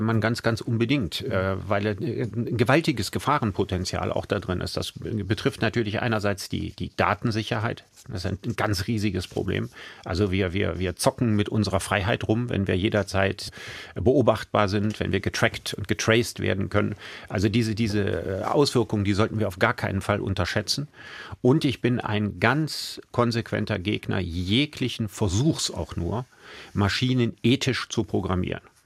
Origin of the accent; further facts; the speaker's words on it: Solingen, North Rhine-Westphalia, Germany; now in Düsseldorf, Germany; Ich hab den aber in Solingen gemacht. Also da, wo ich aufgewachsen bin